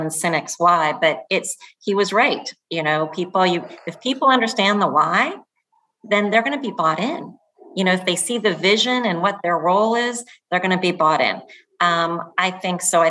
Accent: Florida, United States; moved away; I grew up in Florida

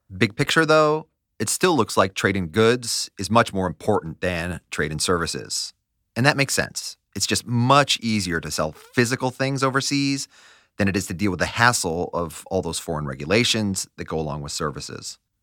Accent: United States; As an American

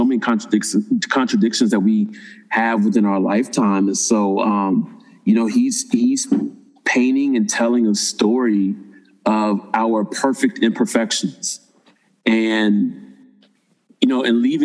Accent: Springfield, Ohio, United States; from my hometown of Springfield, Ohio.

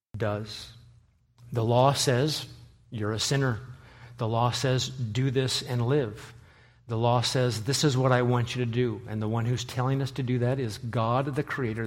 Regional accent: Nebraska, United States; moved away as an adult; now in New England, United States; I am from Nebraska

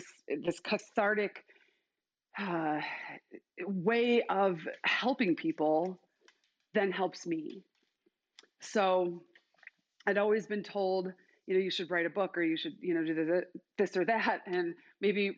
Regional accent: Chicago, Illinois, United States; now in Boise, United States; I'm actually from Chicago, but live in Idaho, still in culture shock

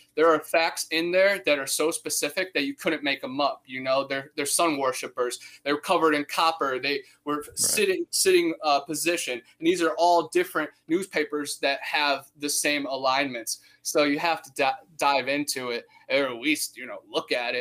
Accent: Cleveland, Ohio, United States; moved away as an adult; also born or lived in Florida; I'm originally from Cleveland, Ohio, right on Lake Erie.

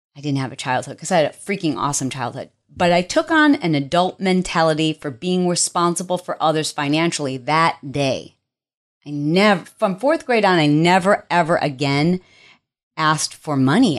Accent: Detroit, Michigan, United States; moved away; I am from Detroit

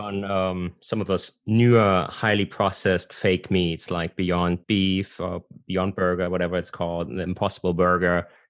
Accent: Germany; because I'm originally from Germany.

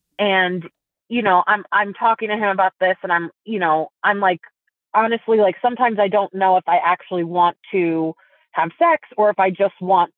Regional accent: East Coast, United States; also born or lived in Italy; I actually grew up in Europe. But I was born in the U.S. I'm from the East Coast, and I went to summer camp on the East Coast with all the other Jews

